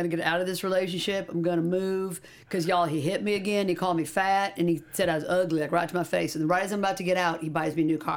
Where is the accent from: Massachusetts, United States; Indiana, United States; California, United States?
Indiana, United States; now in Los Angeles, United States; growing up in Indiana